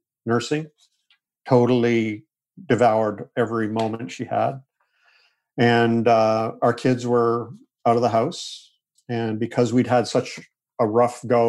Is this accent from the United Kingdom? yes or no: no; Canada; moved away as an adult; also born or lived in Springfield, Missouri; I'm Canadian